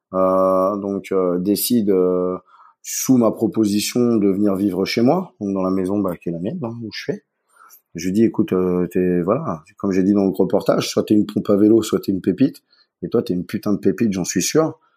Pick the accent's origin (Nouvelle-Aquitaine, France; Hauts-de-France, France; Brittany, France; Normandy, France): Brittany, France; Saint-Malo; now in Switzerland; je suis euh, de Saint-Malo